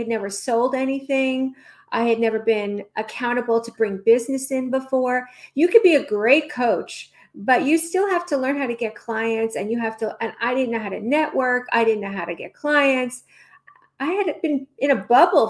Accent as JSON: {"language": "English", "region": "New York", "country": "United States", "moved": "yes", "lives_now": "Los Angeles, United States", "said": "I'm from New York"}